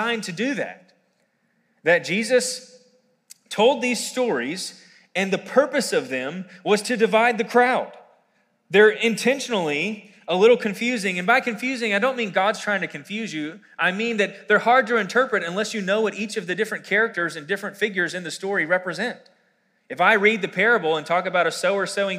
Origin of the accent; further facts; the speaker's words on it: Quarryville, Pennsylvania, United States; I grew up here in Quarryville, and I went to Quarryville Middle School, elementary, middle, and high school, actually.